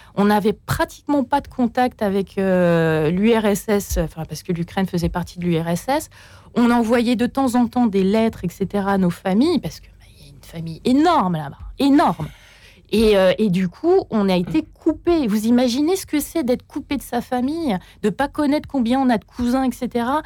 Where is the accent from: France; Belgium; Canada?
France; Port-Jérôme-sur-Seine, Normandy; moved away; dans ma ville de, où j'ai grandi en Normandie, à Port-Jérôme-sur-Seine